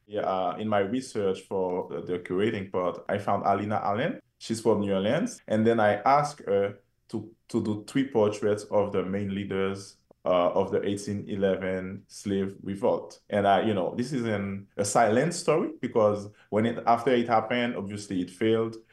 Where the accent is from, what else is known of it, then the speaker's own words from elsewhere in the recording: Haiti; my home country, Haiti